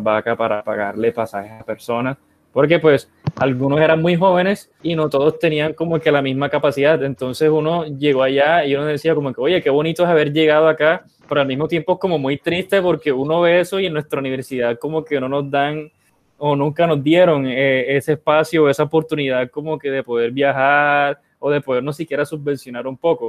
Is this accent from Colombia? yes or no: yes; Colombia; also born or lived in Spain